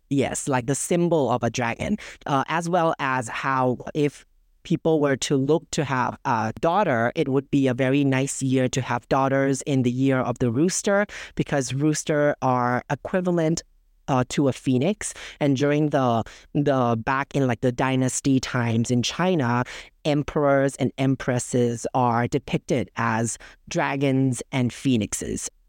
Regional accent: Bangkok, Thailand; I was born and raised in Bangkok

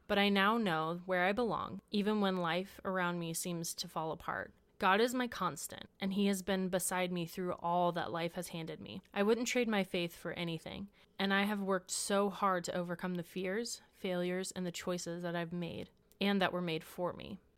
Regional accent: Washington, United States; moved away; also born or lived in La Mirada, California / Houston, Texas; Two years later, we ended up in Washington, where my youngest brother was born. This is where we stayed and we grew up.

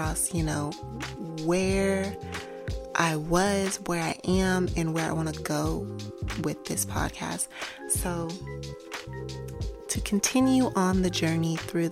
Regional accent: New York, United States; moved away; I'm from New York originally, and you walk everywhere in New York

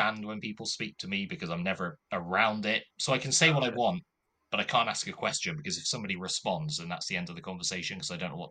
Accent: Coventry, West Midlands, United Kingdom; moved away as an adult; now in Cardiff, United Kingdom; So I'm from Coventry originally. Yeah, spent all my life in Coventry up to the age of 18

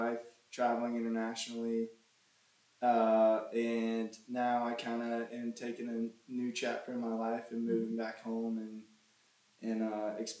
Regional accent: Pawleys Island, South Carolina, United States; also born or lived in Camden, South Carolina; I was born and raised here at the beach, hunting, fishing, and born and raised in Pawleys Island, South Carolina.

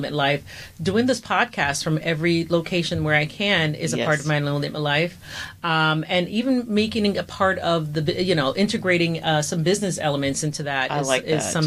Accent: Jamaica; I'm from the Caribbean, and I'm specifically from Jamaica

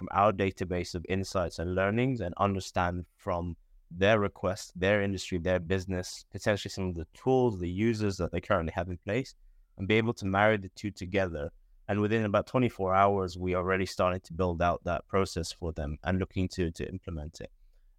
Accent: Bahrain; I'm originally from Bahrain. Don't know where that is. It's a very small island in the Middle East, near Dubai, near Saudi Arabia

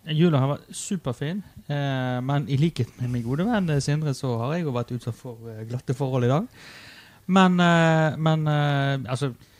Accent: Western Norway, Norway; Jeg er jo fra Vestlandet

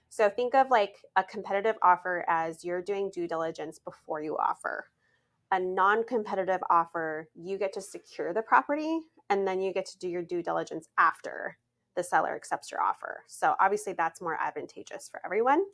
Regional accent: Montana, United States; moved away; I'm from Montana

